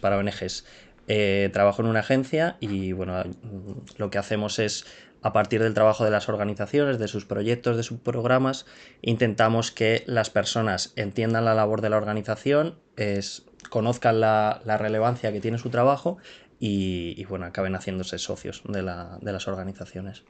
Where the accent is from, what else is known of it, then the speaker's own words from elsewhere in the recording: Madrid, Community of Madrid, Spain; yo soy español, nací en Madrid y he vivido toda, toda mi vida aquí en Madrid